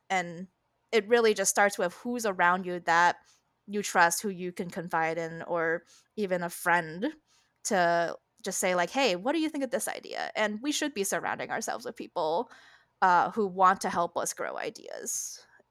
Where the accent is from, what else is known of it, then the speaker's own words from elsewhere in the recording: Connecticut, United States; food I had growing up in Connecticut